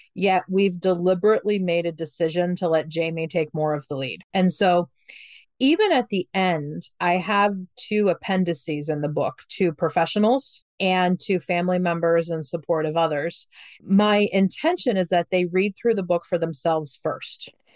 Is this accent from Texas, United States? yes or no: no; Ohio, United States; I'm from Ohio. I grew up very conservative in Ohio.